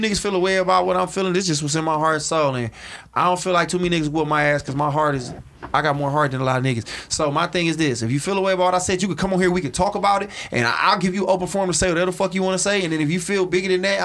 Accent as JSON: {"language": "English", "town": "Detroit", "region": "Michigan", "country": "United States", "said": "I'm not a Detroit comedian. I'm a comedian from Detroit"}